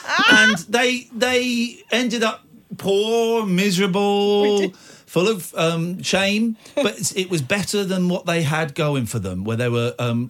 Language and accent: English; Manchester, North West England, United Kingdom; I'm from Manchester.